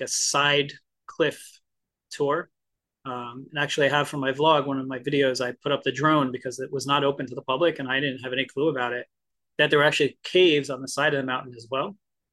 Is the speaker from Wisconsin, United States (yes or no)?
no; New Jersey, United States; I grew up in Jersey, which is technically the Garden State